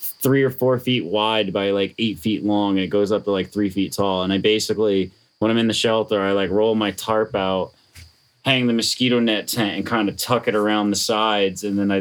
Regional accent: New England, United States; Being from New England, I actually, like, care when I say, hey, how's it going, you know?

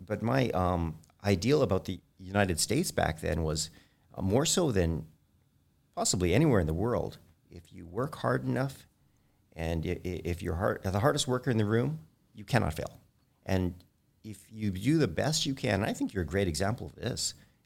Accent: Edmonton, Alberta, Canada; also born or lived in Ontario; I was born in Canada. I was actually born in Ontario, but I moved to Edmonton when I was 8.

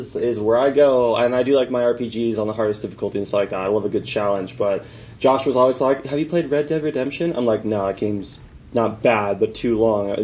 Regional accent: Long Island, the Hamptons, New York, United States; moved away as an adult; also born or lived in Cedar City, Utah; now in St. George, United States; I was born and raised in Long Island, you know, the East Coast. I grew up in the Hamptons

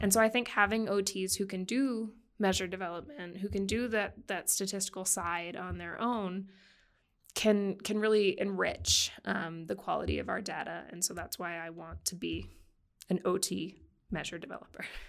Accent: Boston, Massachusetts, United States; moved away; I grew up in Boston

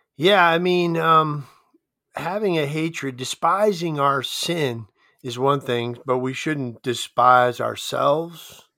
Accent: Delaware, United States; moved away as an adult; also born or lived in Steubenville, Ohio; now in Laurel, United States; grew up in Delaware

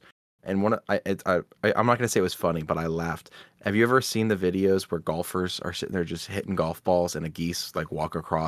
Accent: Midwest, United States; We're all from the Midwest.

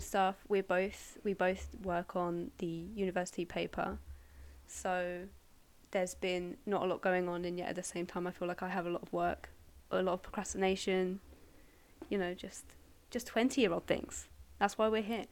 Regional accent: Surrey, South East England, United Kingdom; I'm from Surrey uh, originally

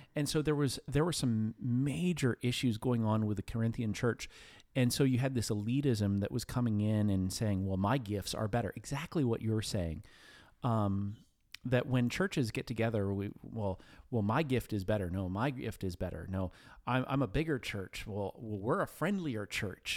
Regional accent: New Castle, Pennsylvania, United States; I grew up in Newcastle, P

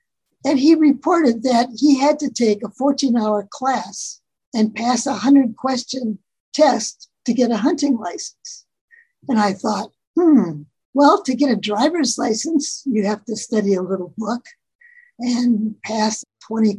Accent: Wisconsin, United States; moved away as an adult; also born or lived in Illinois; now in California, United States; I was born in Illinois, grew up most of my life in Wisconsin, and then moved to California at my then husband's behest in 1964. And I've been here ever since.

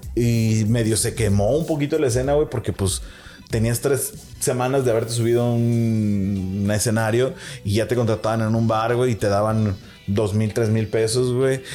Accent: northern Mexico, Mexico; yo como público norteño

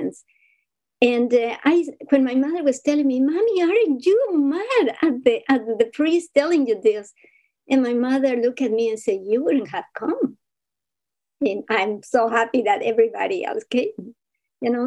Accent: Ecuador; moved away; I come from Ecuador, from a huge family of 12 siblings.

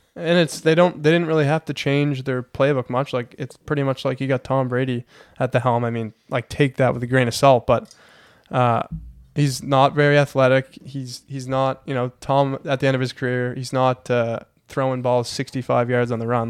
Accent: Heron Cove, Nova Scotia, Canada; I'm from Heron Cove, Nova Scotia

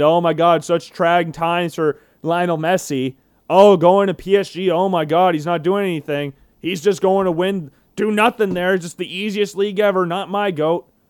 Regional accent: Johnston, Iowa, United States; we're all from Iowa, and we're all go, we all went to Johnston

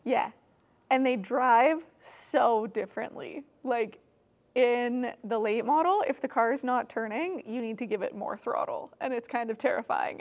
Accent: Alberta, Canada; moved away as an adult; now in Toronto, Canada; I grew up in Alberta

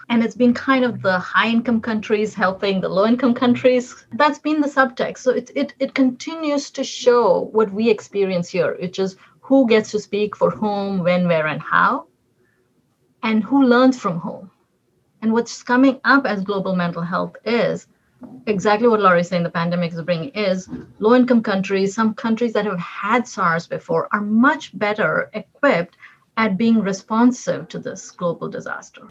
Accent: Delhi, India; moved away as an adult; now in United States; I was born and raised in Delhi in urban parts

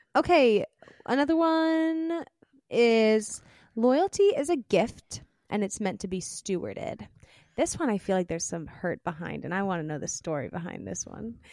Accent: Pennsylvania, United States; I was born in Pennsylvania, in the United States.

